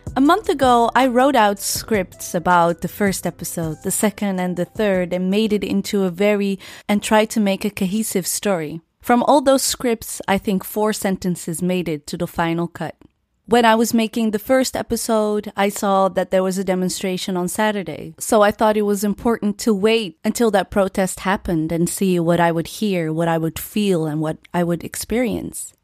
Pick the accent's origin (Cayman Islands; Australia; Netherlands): Netherlands; born and raised in the Netherlands